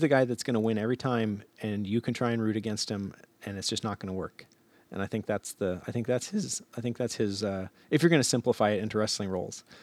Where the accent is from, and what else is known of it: Alaska, United States; also born or lived in Fairbanks